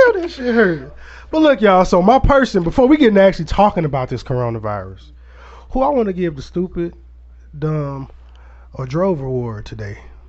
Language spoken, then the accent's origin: English; Aurora, Illinois, United States; now in Cahokia, United States; I'm from Aurora, Illinois.